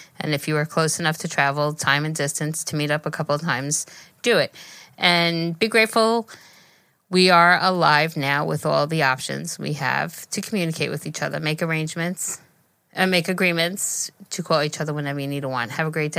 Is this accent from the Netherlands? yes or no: yes; Netherlands; now in Belgium; We're from the Netherlands, and I'm living in Belgium right now.